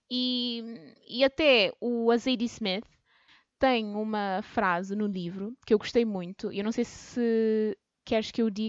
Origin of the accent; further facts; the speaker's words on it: Cape Verde; moved away; eu vim da África, ou porque eu sou uhum. cabo-verdiana